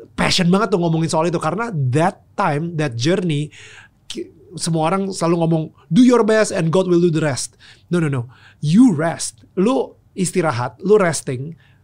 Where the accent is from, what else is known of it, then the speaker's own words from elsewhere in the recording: Jakarta, Indonesia; waktu kecil uh, gue tumbuh di Pluit ya itu iya. sebuah negara kecil di utara Jakarta